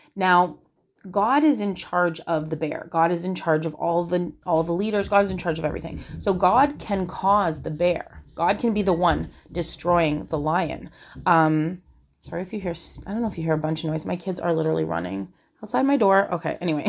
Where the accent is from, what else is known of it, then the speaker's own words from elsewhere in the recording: Canada; I'm Canadian